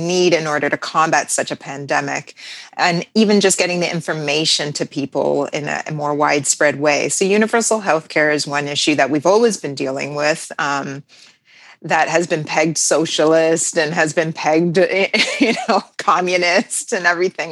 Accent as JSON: {"language": "English", "country": "Canada", "said": "I'm from Canada"}